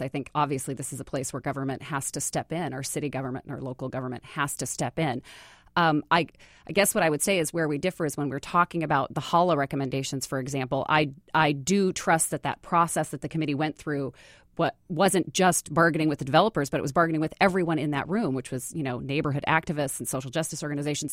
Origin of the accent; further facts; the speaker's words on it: Bellingham, Washington, United States; also born or lived in Austin, Texas; now in Seattle, United States; I grew up in Bellingham, so I grew up in the Northwest